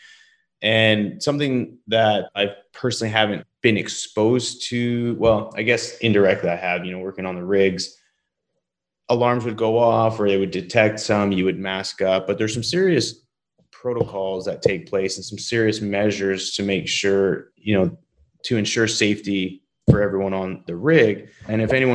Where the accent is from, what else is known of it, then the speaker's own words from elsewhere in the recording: Canada; now in Texas, United States; Growing up in Canada, I always wanted it to be warmer